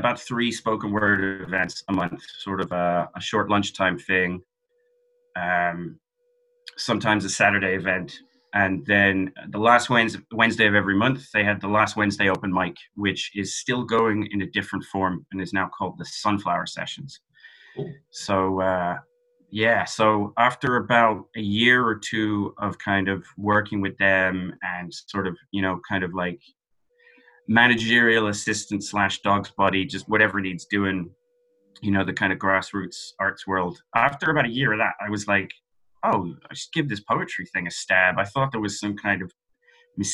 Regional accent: London, United Kingdom; moved away as an adult; now in Dublin, Ireland; I'm Irish. I grew up in London

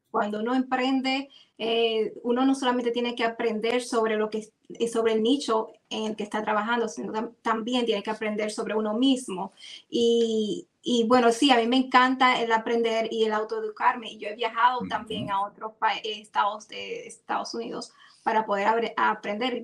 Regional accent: Dominican Republic; como en buen dominicano

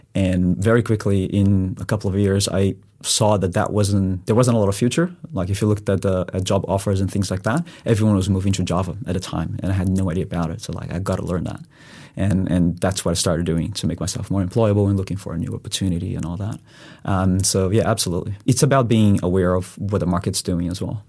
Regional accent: Brazil; moved away as an adult; also born or lived in Spain; I'm originally from Brazil, so I did go to uni there

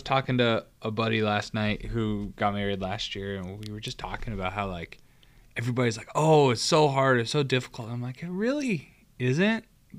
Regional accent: Stanwood, Washington, United States; moved away as an adult; also born or lived in Evansville, Indiana / Southern California; And so I was born in Evansville, Indiana, and then we moved back to Washington, where my family's from. My parents both graduated from our small town in Washington called Stanwood. And I grew up there.

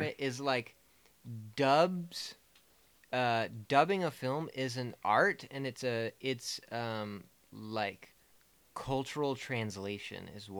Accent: United States; I'm an American.

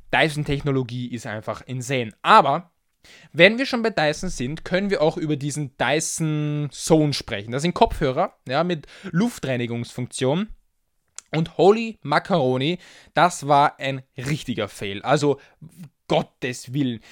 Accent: Austria; als Österreicher

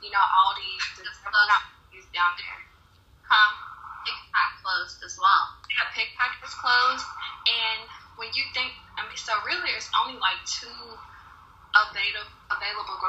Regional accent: Louisville, Kentucky, United States; I grew up in Newburgh. So in a black community, low income

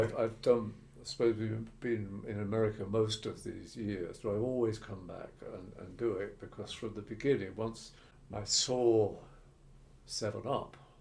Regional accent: Ilford, London, United Kingdom; I was from Ilford and places like

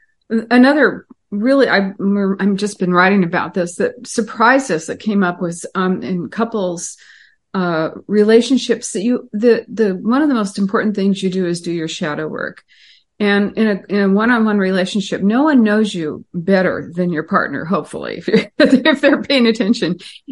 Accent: Pasadena, California, United States; also born or lived in Los Angeles; So I was born in 1950, you know, and grew up next to Disneyland in L.A.

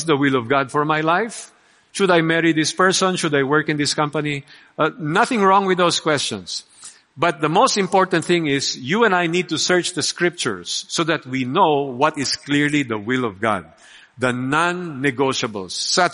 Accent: Philippines; We are Filipino

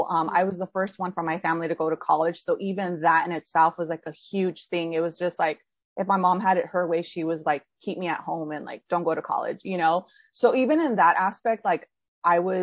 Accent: California, United States; moved away as an adult; now in New York City, United States; I live in New York City. I'm originally from California.

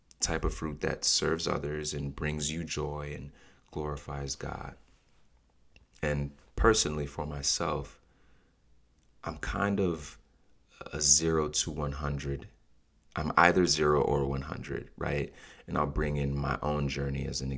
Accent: Nigeria; as a Nigerian in my culture, I've seen us pray and fast and worship and repeat.

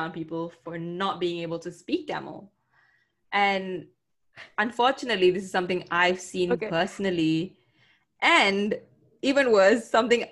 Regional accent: Klang, Selangor, Malaysia; I'll go back to Klang. Like, that's home.

